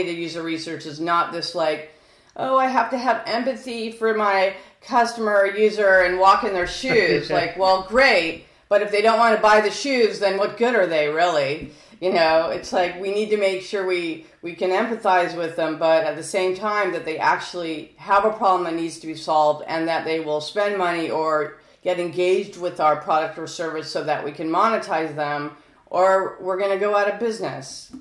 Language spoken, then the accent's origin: English; California, United States; I'm from California